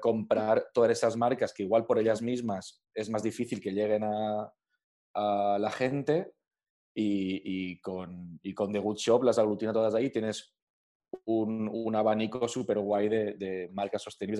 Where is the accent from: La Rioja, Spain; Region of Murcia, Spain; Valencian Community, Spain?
Valencian Community, Spain; Alcoy; now in Madrid, Spain; yo soy alcoyano, yo soy de, de Alcoy